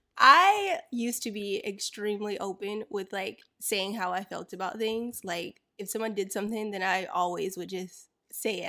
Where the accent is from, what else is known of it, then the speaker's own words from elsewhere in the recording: Florida, United States; I grew up in Florida